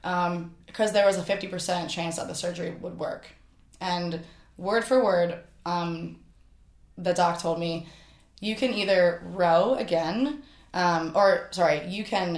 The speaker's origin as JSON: {"language": "English", "area": "Flourtown, on the Schuylkill", "region": "Pennsylvania", "country": "United States", "tie": "born or raised there", "moved": "yes"}